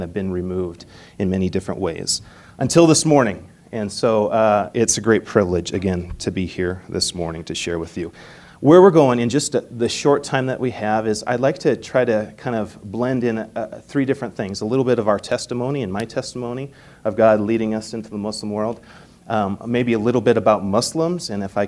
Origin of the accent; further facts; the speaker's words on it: Manhattan, Montana, United States; moved away as an adult; also born or lived in Canada / St. Paul, Minnesota; I'm originally from here. Well, I was born in Canada, but we consider Montana our home. I grew up in Manhattan and graduated from Manhattan High School.